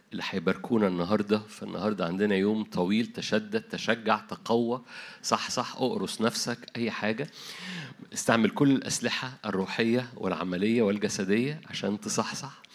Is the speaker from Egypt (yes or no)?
yes; Egypt; عندنا في مصر